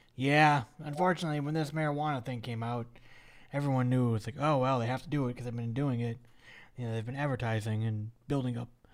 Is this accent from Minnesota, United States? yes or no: yes; Minneapolis, Minnesota, United States; my hometown of Minneapolis, Minnesota.